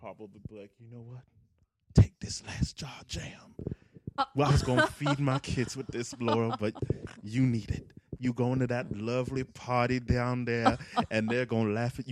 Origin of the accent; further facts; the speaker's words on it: Scotland, United Kingdom; I'm Scottish